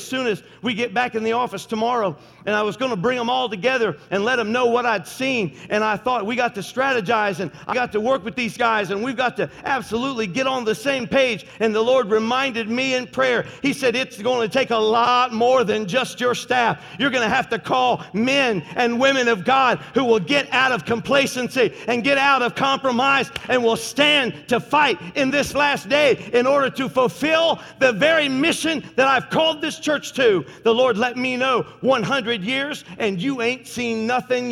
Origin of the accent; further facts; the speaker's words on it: Tennessee, United States; I am from Tennessee. My family's all from Tennessee